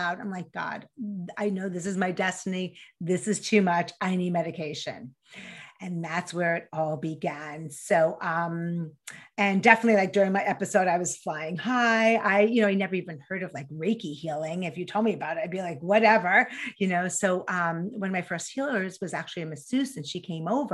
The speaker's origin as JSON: {"language": "English", "region": "New York", "country": "United States", "tie": "born or raised there", "accent": "New York", "said": "I grew up in New York, in case you couldn't hear the accent"}